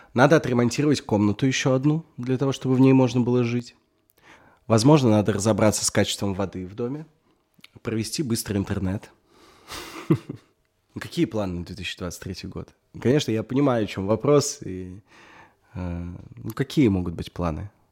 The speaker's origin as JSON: {"language": "Russian", "country": "Russia", "said": "я русский"}